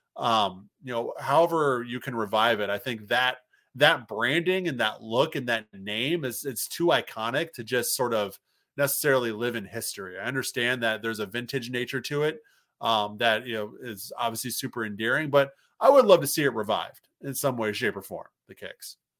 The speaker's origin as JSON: {"language": "English", "town": "Moline", "region": "Illinois", "country": "United States", "tie": "born or raised there", "moved": "yes", "lives_now": "Minnesota, United States", "said": "Moline, my hometown"}